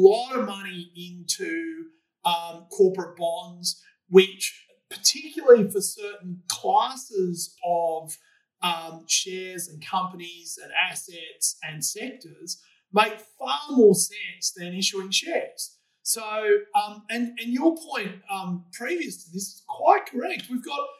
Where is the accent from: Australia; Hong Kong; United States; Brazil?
Australia; we Australian taxpayers